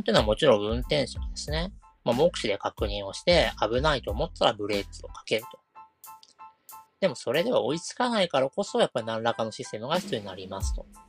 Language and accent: Japanese; Kanagawa, Japan; 私は神奈川県の湘南の出身